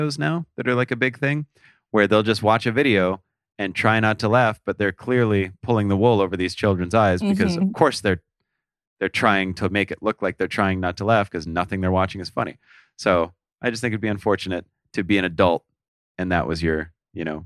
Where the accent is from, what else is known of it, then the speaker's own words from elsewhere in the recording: South Dakota, United States; I'm from South Dakota